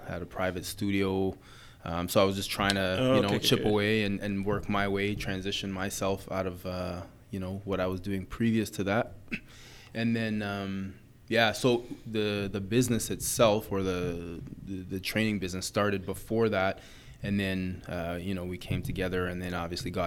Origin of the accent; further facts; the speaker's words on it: Hamilton, Ontario, Canada; moved away as an adult; also born or lived in Bemidji, Minnesota / Waterloo / Winnipeg; now in Ottawa, Canada; I grew up in Hamilton